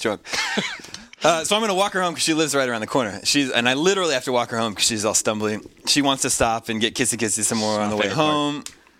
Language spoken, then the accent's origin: English; Kansas, United States; I am from Kansas.